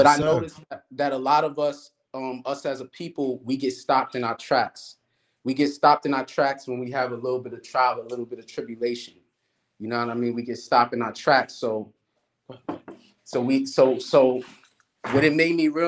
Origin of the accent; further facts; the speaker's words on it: New York City, New York, United States; I'm from Brooklyn. Some would consider East New York, Starrett City